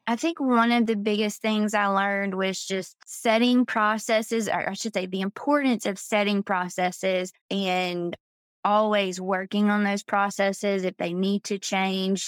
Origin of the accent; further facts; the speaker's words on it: Georgia, United States; moved away as an adult; now in Florida, United States; I'm originally from Georgia